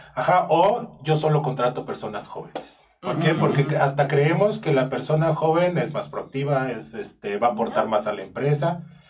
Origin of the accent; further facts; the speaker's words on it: Mexico; yo como mexicano